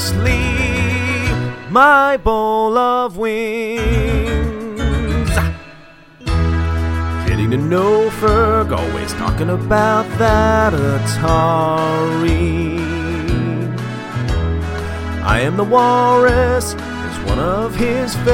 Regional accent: Philadelphia, Pennsylvania, United States; I'm from Philly

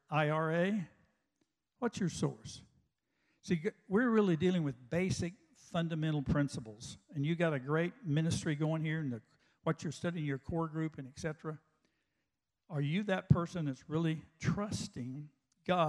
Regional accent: West Texas, United States; I grew up out in West Texas

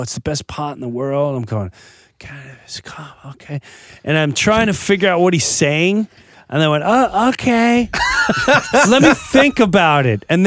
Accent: Chester, New Jersey, United States; my hometown, Chester, New Jersey

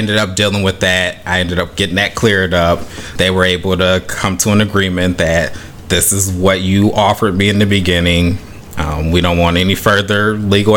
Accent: Beloit, Wisconsin, United States; moved away as an adult; also born or lived in Mississippi; now in Florida, United States; I'm originally from Beloit, Wisconsin

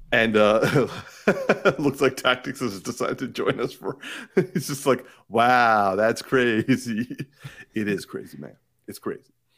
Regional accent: Markham, Ontario, Canada; I'm from Markham

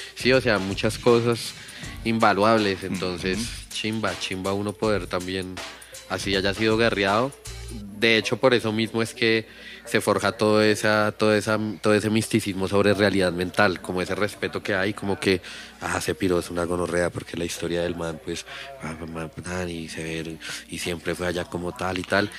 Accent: Bogotá, Colombia; yo viví, en Kennedy la de años, como 20 años. Sí. Y allá fue que empecé y allá es toda mi raíz.

